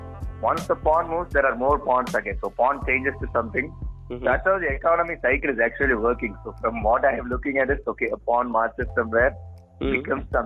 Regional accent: Tamil Nadu, India; we are from Tamil Nadu

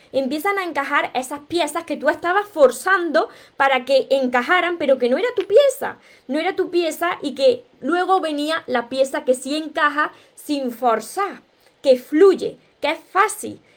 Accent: Córdoba, Andalusia, Spain; yo soy cordobesa, de España

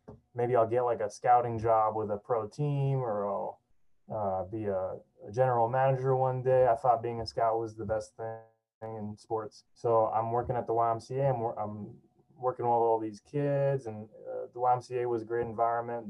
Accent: Miami, Florida, United States; also born or lived in Fort Lauderdale, Florida; I grew up in Miami, Florida

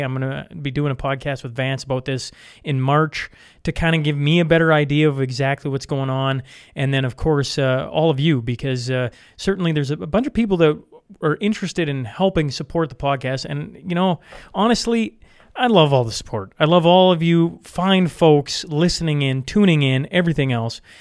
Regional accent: Saskatchewan, Canada; now in Alberta, Canada; I grew up on the Alberta Saskatchewan border, right? So just into Saskatchewan, now live just into Alberta

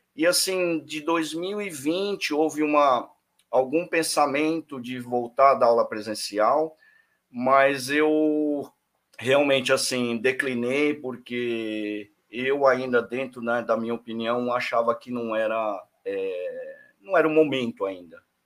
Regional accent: Brazil; como brasileiro

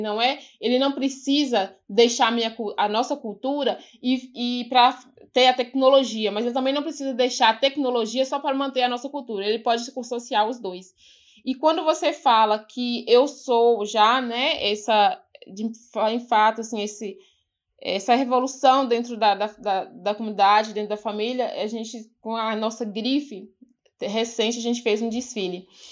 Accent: Ouro Verde de Minas, Minas Gerais, Brazil; also born or lived in São Paulo; eu nasci e cresci aqui no Quilombo

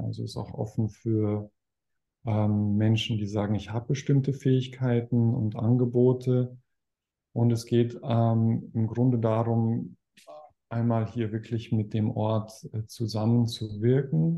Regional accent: Weilheim, Germany; ein Haus in, in Weilheim, in meiner Heimatstadt

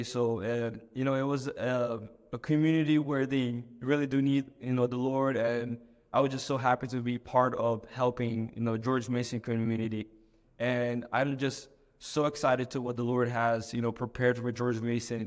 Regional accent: Brazil; moved away; I'm from Brazil originally

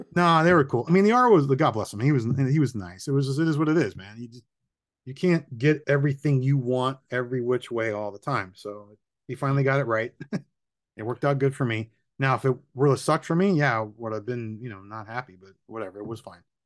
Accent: Miami, Florida, United States; I'm born and raised in Miami, still here.

